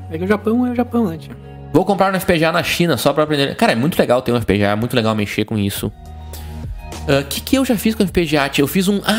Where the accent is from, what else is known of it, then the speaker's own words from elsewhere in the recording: Palmeira das Missões, Rio Grande do Sul, Brazil; born there; now in Porto Alegre, Brazil; aqui, do, de Porto Alegre, Rio Grande do Sul. Eu nasci em Palmeira das Missões. Uma cidade desconhecida, fica no norte do estado.